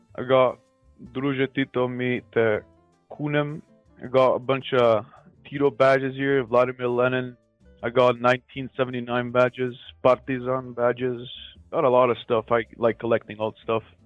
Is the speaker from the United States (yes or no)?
no; North Macedonia; I am calling from Macedonia